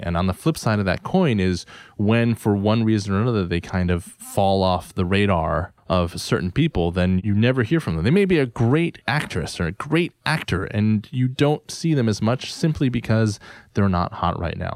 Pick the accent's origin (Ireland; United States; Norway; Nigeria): United States; as an Asian American